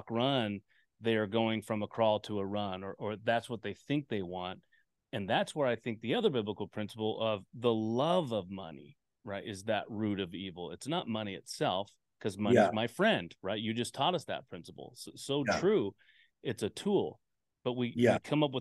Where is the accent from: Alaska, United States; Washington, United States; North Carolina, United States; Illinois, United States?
Alaska, United States; Anchorage; also born or lived in Anaheim, California; now in Reno, United States; I was born in Anaheim and then grew up in Anchorage when my mom left him, and we went up to Anchorage, and then I ended up in Reno. Reno is where I call home, Nevada